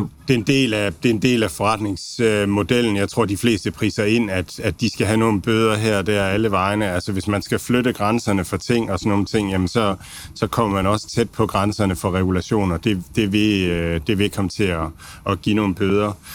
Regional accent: Denmark; som danskere har vi været vant til

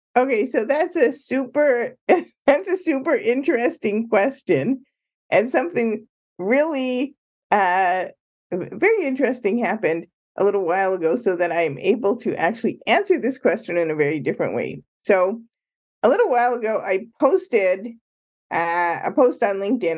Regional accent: Ottawa, and Toronto, Ontario, Canada; moved away as an adult; now in Chicago, United States; I grew up in Canada, Ottawa, and Toronto.

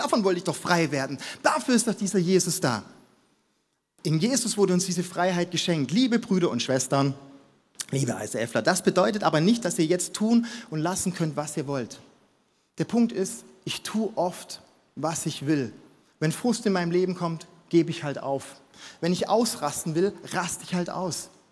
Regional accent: Stuttgart, Baden-Württemberg, Germany; moved away as an adult; now in Munich, Germany; ich komme aus Stuttgart

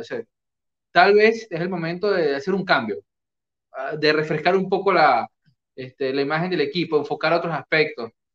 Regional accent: Venezuela

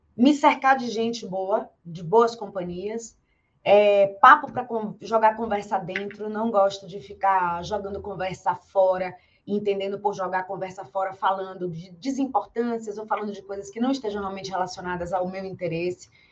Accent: Bahia, Brazil; eu sou da Bahia e na Bahia a gente tem uma educação muito forte e muito cedo sobre a fé

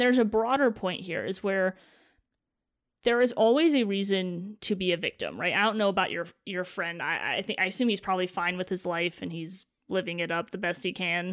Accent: East Lansing, Michigan, United States; I grew up around Michigan State University.

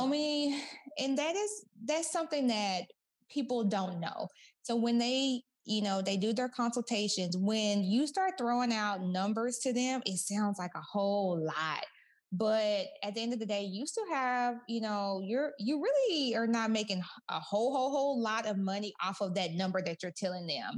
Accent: Kaufman, Texas, United States; moved away as an adult; also born or lived in Orange County, California; I'm from Kaufman, Texas

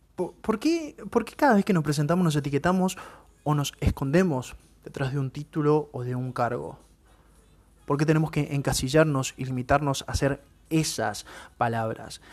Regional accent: Buenos Aires, Argentina; Soy de Buenos Aires

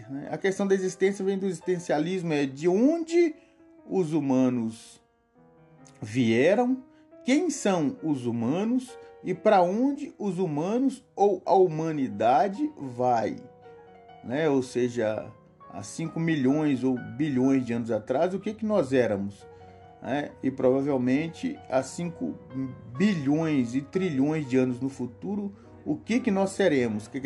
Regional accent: Coronel Fabriciano, Minas Gerais, Brazil; born there; nasci no Amalanari, Coronel Fabriciano.

